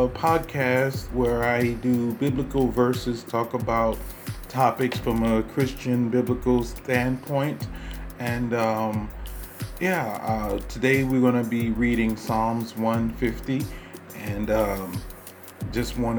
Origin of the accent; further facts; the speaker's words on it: United States; I'm an American living in the United States